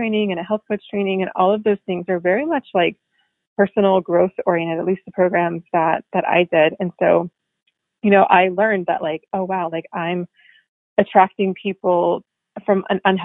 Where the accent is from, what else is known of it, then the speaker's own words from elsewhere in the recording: North Carolina, United States; moved away as an adult; also born or lived in Washington, District of Columbia, United States; I'm like from North Carolina, like small town